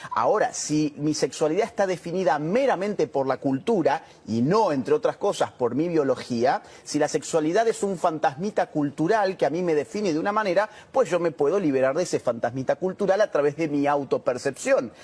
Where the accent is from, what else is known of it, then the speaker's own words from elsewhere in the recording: Córdoba, Argentina; Córdoba, de donde yo soy